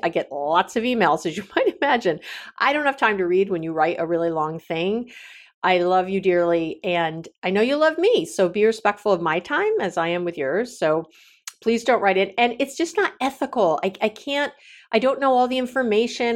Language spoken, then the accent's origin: English; New York City, New York, United States; now in Northern California, United States; I come from New York City, you know, very liberal